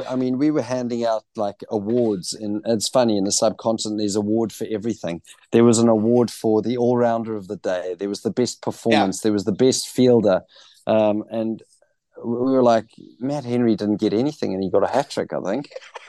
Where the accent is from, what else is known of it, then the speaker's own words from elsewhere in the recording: Johannesburg, Gauteng, South Africa; born there; I was born in Johannesburg